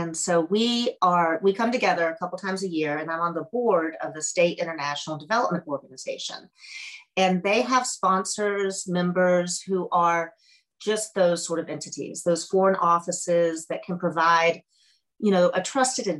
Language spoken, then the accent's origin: English; Tennessee, United States; moved away as an adult; also born or lived in Colorado; I grew up in Tennessee and went out to Colorado for my undergrad and then stayed for almost 20 years